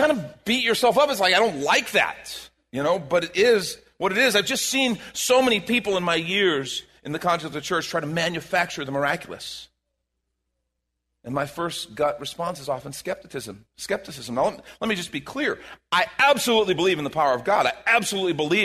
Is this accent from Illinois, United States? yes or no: yes; Chicago, Illinois, United States; moved away; I'm from Chicago